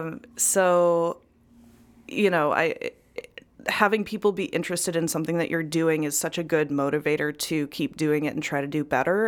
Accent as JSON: {"language": "English", "town": "Chillicothe", "region": "Illinois", "country": "United States", "tie": "born or raised there", "also_born_or_lived": "Mineral Point, Wisconsin", "moved": "as an adult", "said": "I was born in Mineral Point, which is a little town in Wisconsin, um, but I grew up in Central Illinois in a town called Chillicothe, which is also very small."}